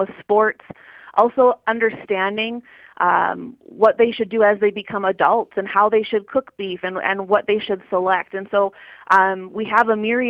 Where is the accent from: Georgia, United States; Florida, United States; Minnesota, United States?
Minnesota, United States; Southwest; also born or lived in South Dakota; now in North Dakota, United States; I grew up in Southwest Minnesota on a purebred limousine operation.